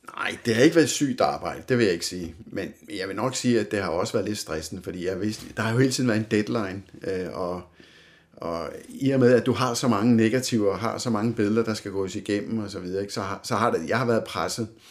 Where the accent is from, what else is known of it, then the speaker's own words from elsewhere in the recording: Humlebæk, Capital Region of Denmark, Denmark; also born or lived in Helsingør; jeg bor her i Torbenvangen, som jeg har gjort det meste af mit liv. Øh, jeg er født i Helsingør, øh, men blev fragtet hjem her til Torbenvangen